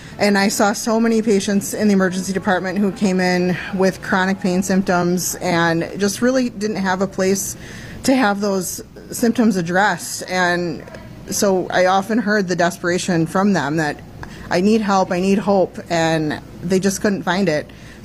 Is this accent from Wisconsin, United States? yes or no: yes; Beaver Dam, Wisconsin, United States; I'm a Beaver Dam native.